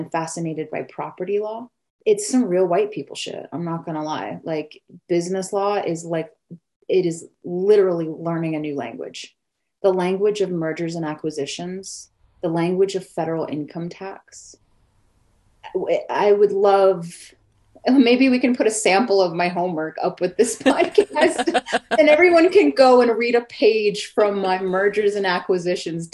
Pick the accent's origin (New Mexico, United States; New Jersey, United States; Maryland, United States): New Mexico, United States; also born or lived in Oklahoma / Mississippi; I'm Oklahoma Choctaw. Oklahoma is not our homeland. I grew up in New Mexico.